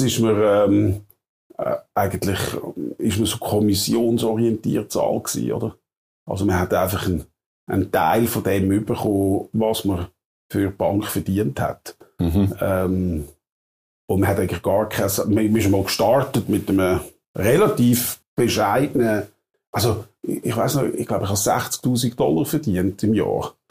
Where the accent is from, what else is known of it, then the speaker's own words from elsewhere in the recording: Wettingen, Aargau, Switzerland; also born or lived in Provo, Utah; wo ich aufgewachsen bin irgendwo in Baden-Wettigen